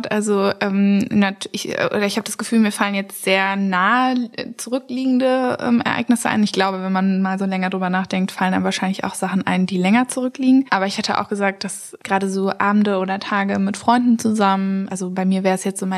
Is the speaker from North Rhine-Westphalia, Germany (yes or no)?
yes; Witten, North Rhine-Westphalia, Germany; Ich bin in Witten groß